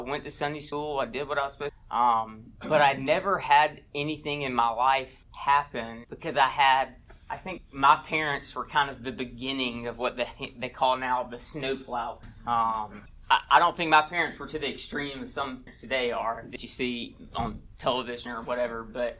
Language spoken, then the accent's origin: English; Montgomery, Alabama, United States; moved away; I'm from Alabama. I'm from Montgomery, Alabama. I was born and raised there.